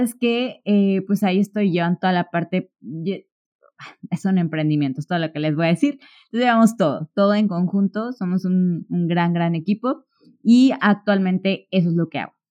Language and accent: Spanish; Córdoba, Veracruz, Mexico; yo soy de Córdoba, Veracruz